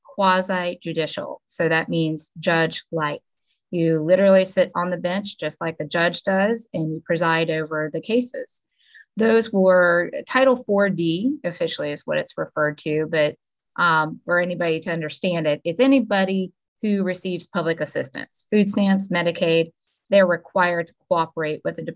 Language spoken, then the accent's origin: English; Suwannee County, Florida, United States; So I was born and raised in Suwannee County, actually at the old Suwannee County Hospital. I grew up here my whole life.